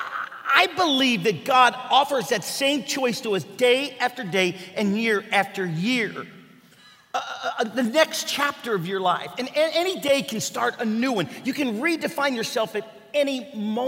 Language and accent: English; Kentucky, United States; I'm from Kentucky